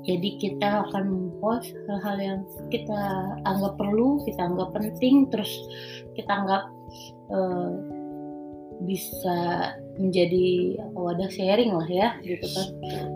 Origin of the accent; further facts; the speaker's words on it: Pekanbaru, Riau, Indonesia; also born or lived in Bandung; uh, besarnya di Pekanbaru gede sampai SMA hmm, lahir sampai SMA di Pekanbaru kuliah ke Bandung